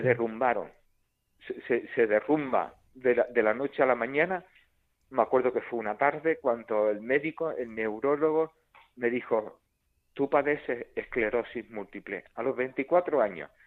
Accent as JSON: {"language": "Spanish", "town": "Córdoba", "region": "Andalusia", "country": "Spain", "said": "mil y pico kilómetros de mi tierra, de Córdoba"}